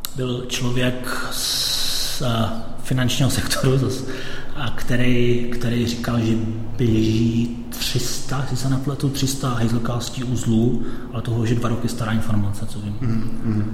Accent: Czechia; also born or lived in London, United Kingdom; now in Bulgaria; já jsem Čech, pracuji

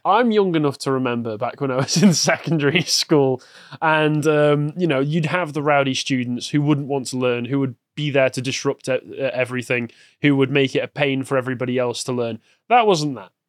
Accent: England, United Kingdom; growing up in England

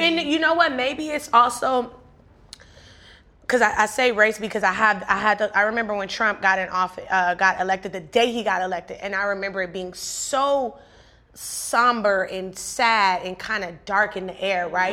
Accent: Compton, California, United States; I grew up in Compton, one of the most influential cities period

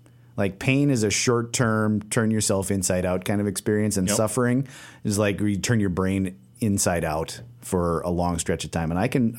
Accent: Western North Dakota, United States; I grew up in Western North Dakota.

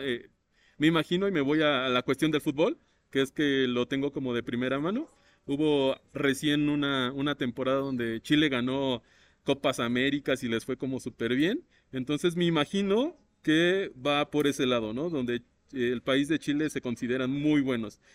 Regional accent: Mexico; la tenemos acá en México

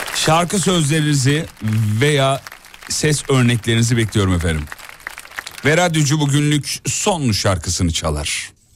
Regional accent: Black Sea Region, Turkey; Bizim orada muhlama derler, Karadeniz'de muhlama e, e, derler.

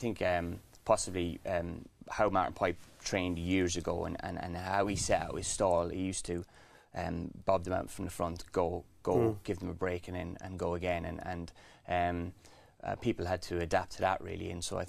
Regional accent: The Curragh, County Kildare, Ireland; On the Curragh. My dad was a trainer, a jockey first, then a trainer. So it was in my blood.

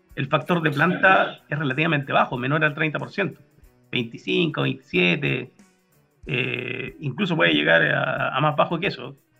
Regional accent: Puerto Varas, Los Lagos, Chile; also born or lived in Santiago, Chile; now in Magallanes, Chile; siendo oriundo de, Porto de Varas

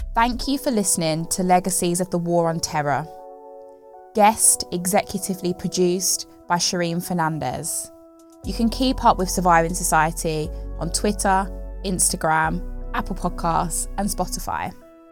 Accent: West Midlands, United Kingdom; growing up in the West Midlands and a predominantly white town

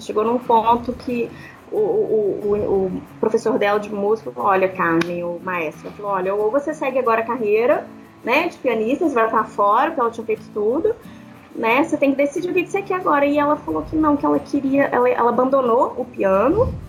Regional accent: Belo Horizonte, Minas Gerais, Brazil; Sou de Belo Horizonte, né? Mineira

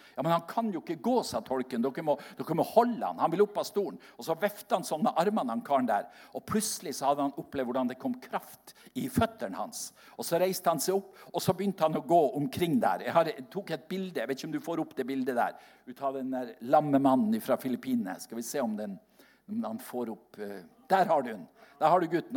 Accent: Seløya, Helgeland coast, Nordland, Norway; moved away; jeg kom ifra, opp fra Seløya på Helgelandskysten

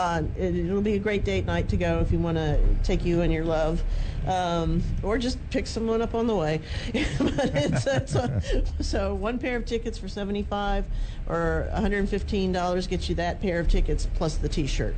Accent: New Orleans, Louisiana, United States; also born or lived in Baton Rouge, Louisiana; I'm from the New Orleans area. I was born in Baton Rouge, but grew up in New Orleans, both of which celebrate Mardi Gras.

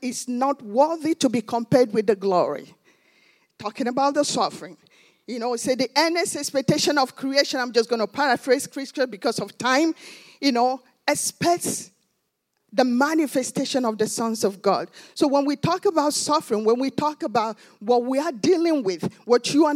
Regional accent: Nigeria; now in United States; I'm from Nigeria.

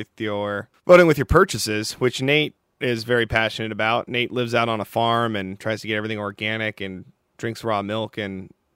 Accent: Seattle, Washington, United States; I'm from Seattle

